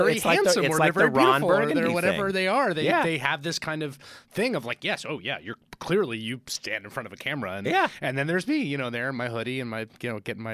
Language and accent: English; Bronx, New York, United States; I grew up in the Bronx. My dad was a community organizer. My mom was arts administrator in a nonprofit.